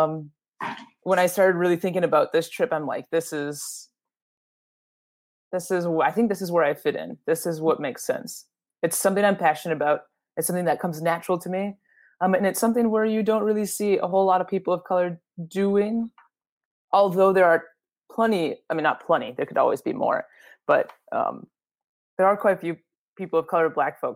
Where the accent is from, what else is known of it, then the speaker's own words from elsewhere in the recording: Minneapolis, Minnesota, United States; also born or lived in Jacobson, Minnesota; now in Duluth, United States; I grew up in the Twin Cities